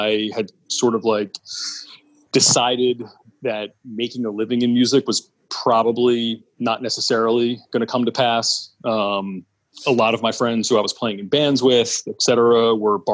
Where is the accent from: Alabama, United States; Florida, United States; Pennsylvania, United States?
Pennsylvania, United States; Southern Chester County; I'm born and raised in Pennsylvania, Southern Chester County, which is, I guess, about 35 or 40 minutes outside of Philadelphia